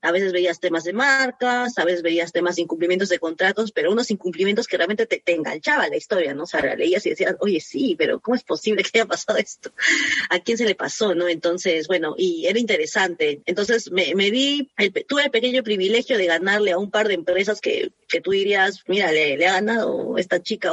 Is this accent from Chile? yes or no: no; Arequipa, Peru; moved away as an adult; also born or lived in Lima; Yo soy de Arequipa, al, sur del Perú